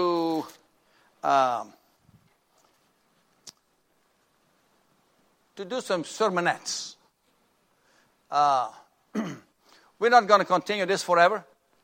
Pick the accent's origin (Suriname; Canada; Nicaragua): Suriname; now in Corpus Christi, United States; Sybil and I and our two sons went to my home country of Suriname